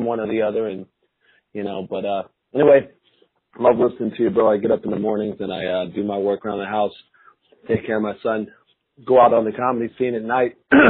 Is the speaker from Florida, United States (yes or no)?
yes; Florida, United States; moved away; I'm from Florida